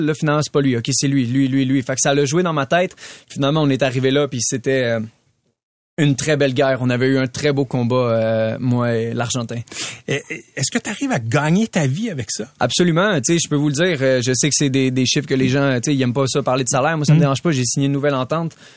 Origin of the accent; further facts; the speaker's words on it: Canada; je suis un des Canadiens qui est classé le, plus haut en ce moment.